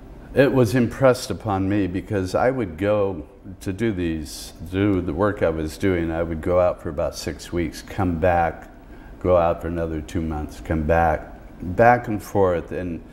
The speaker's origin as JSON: {"language": "English", "town": "Seattle", "region": "Washington", "country": "United States", "tie": "born or raised there", "said": "I met a young kid in my hometown of Seattle"}